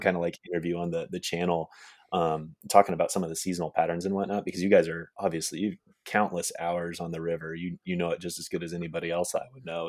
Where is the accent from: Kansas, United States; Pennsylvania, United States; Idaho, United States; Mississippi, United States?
Kansas, United States; Manhattan; moved away; I grew up in Manhattan, Kansas, which is where, uh, K-State is.